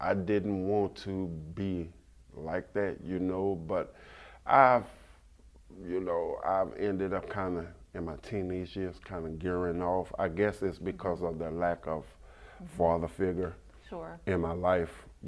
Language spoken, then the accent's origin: English; Baton Rouge, Louisiana, United States; I grew up in a town in Baton Rouge, Louisiana, called Fairfield